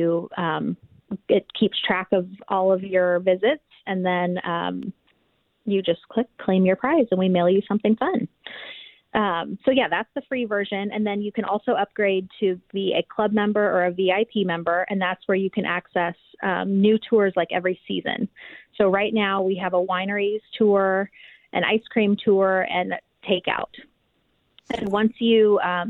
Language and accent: English; Arizona, United States; moved away as an adult; now in Overland Park, United States; I'm from Arizona, so we were new here